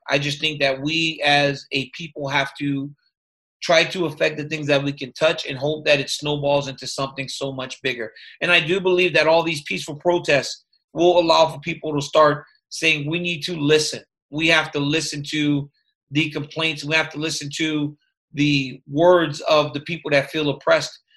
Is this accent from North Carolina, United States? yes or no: no; Louisiana, United States; i grew up in louisiana